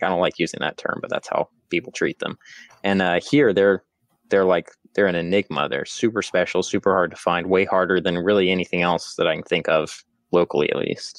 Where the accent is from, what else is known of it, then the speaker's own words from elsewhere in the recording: Georgia, United States; also born or lived in West Texas; I am originally from Georgia